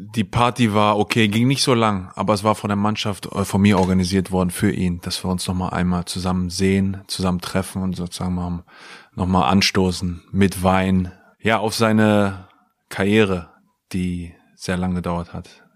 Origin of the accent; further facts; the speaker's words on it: Pattensen, Lower Saxony, Germany; moved away as an adult; also born or lived in England; Ich bin in Pattensen groß geworden, habe auf der KGS Hemming mein Abitur gemacht